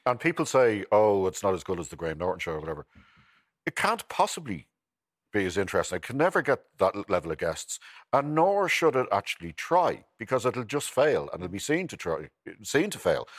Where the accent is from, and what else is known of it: Ireland